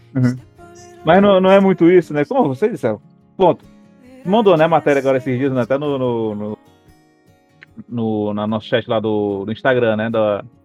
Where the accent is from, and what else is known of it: Ceará, Brazil